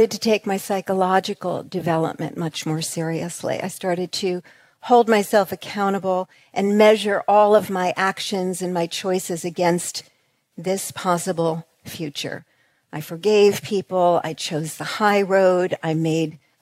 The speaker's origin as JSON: {"language": "English", "region": "New York", "country": "United States", "said": "we're from New York."}